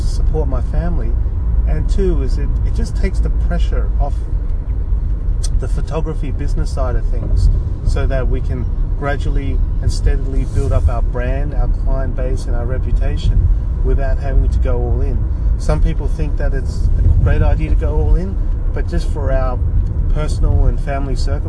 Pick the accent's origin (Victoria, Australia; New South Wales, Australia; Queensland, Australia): New South Wales, Australia; Sydney; also born or lived in Hong Kong; I'm an immigrant from Hong Kong. My parents and I came to Australia in the late 1970s, and I did most of my primary and all of my secondary schooling in a place called Chatswood, which is a suburb in Sydney.